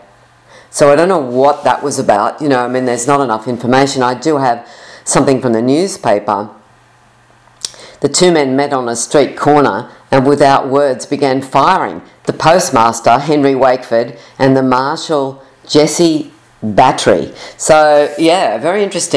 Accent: Sydney, New South Wales, Australia; I'm from Sydney, Australia

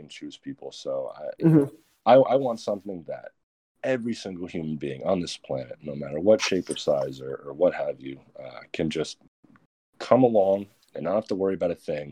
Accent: New Jersey, United States; I'm from Jersey

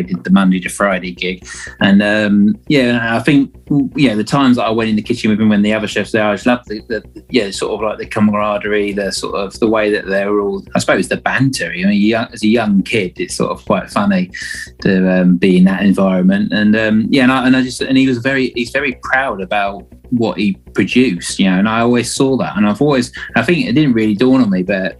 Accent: Kent, South East England, United Kingdom; moved away; also born or lived in Padstow; I'm originally from Kent, so okay. On the southeast coast

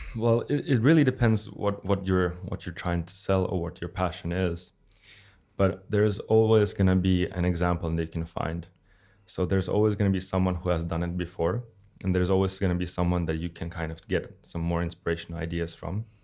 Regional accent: Russia; now in Helsinki, Finland; from Russia

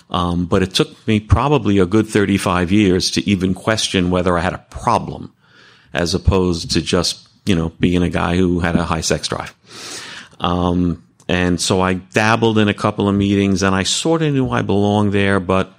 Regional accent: New Jersey, United States; I'm a sexaholic, and I'm from Bergen County, New Jersey, not too far away from here.

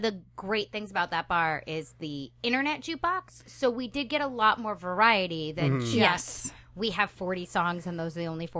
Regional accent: East Coast, United States; I'm from the East Coast.

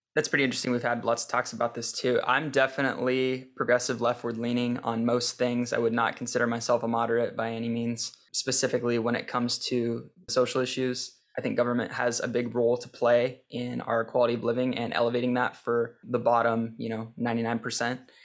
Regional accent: St. Helens, Oregon, United States; moved away as an adult; also born or lived in Portland, Oregon / Deer Island, Oregon; I was born in Portland, but I've never really lived in Portland proper. I grew up in Saint Helens.

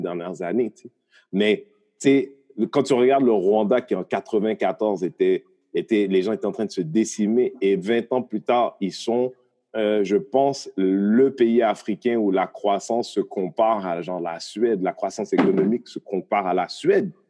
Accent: Haiti; now in Montreal, Canada; moi, je viens d'Haïti, un pays qui est indépendant depuis 200 ans à peu près

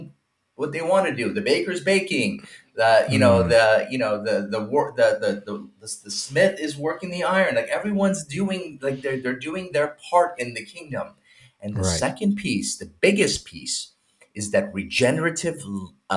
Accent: Iran; moved away; I'm from Iran

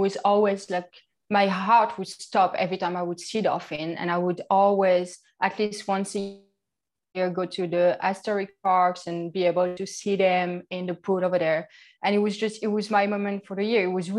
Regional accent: Grand Est, France; accent: French; English is a second language; moved away; I'm from France, obviously. I think you can really hear it.

